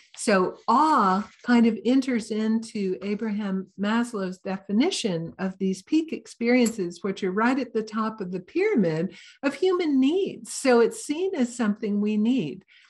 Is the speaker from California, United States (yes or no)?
yes; Santa Cruz, California, United States; I'm kind of from Santa Cruz